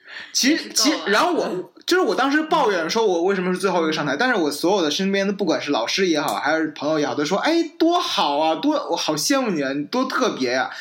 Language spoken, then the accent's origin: Chinese; China; moved away as an adult; now in United States; 我从中国来